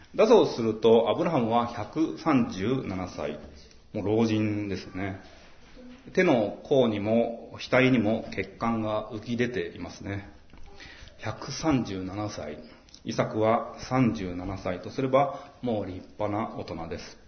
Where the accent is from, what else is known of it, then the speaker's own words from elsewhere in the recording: Maebashi, Gunma, Japan; now in Tokyo, Japan; 前橋って盆地ですごく暑くなりやすくって